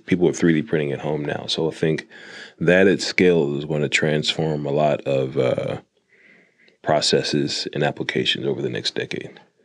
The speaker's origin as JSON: {"language": "English", "town": "Jonesboro", "region": "Arkansas", "country": "United States", "tie": "born or raised there", "also_born_or_lived": "Fayetteville, Arkansas", "said": "the first factory I worked at was for Frito Lay in my hometown"}